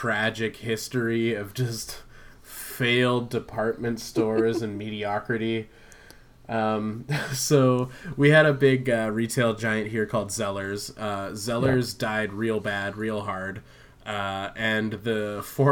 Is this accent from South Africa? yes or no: no; Vancouver Island, British Columbia, Canada; moved away; I spent a lot of time up island in my hometown.